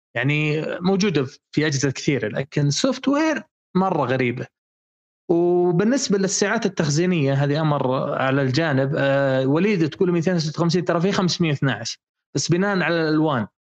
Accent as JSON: {"language": "Arabic", "country": "Saudi Arabia", "said": "شبكاتنا في السعوديه"}